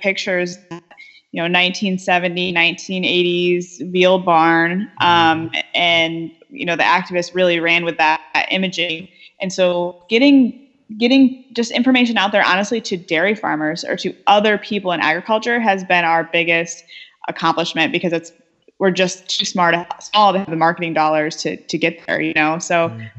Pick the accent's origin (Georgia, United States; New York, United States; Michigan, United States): Michigan, United States; west side of; I'm originally from Michigan. I grew up on the west side of the state